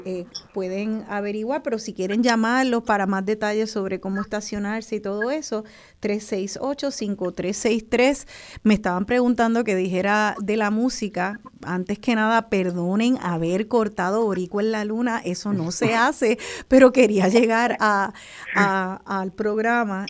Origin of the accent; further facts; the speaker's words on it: Puerto Rico; soy un boricua